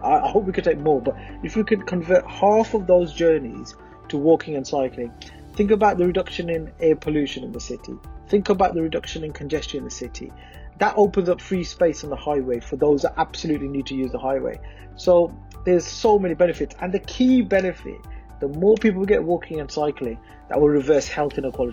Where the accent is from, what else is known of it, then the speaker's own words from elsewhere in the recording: Birmingham, West Midlands, United Kingdom; representing Lascelles, where I was born, schooled, have lived all my life